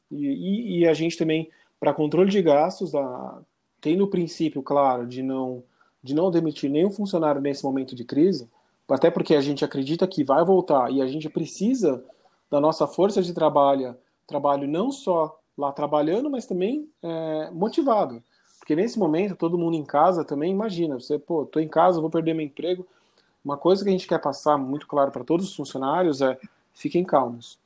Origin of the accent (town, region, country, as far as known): Brazil